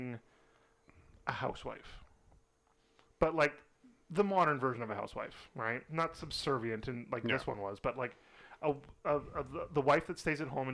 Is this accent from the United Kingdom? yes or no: yes; United Kingdom; We're British